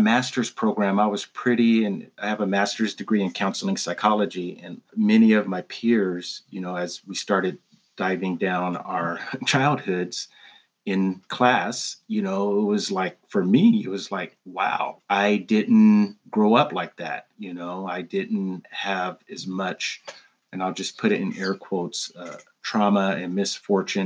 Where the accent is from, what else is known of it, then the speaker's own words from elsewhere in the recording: Pasadena, California, United States; I was born and raised in Pasadena, California, also called the Crown City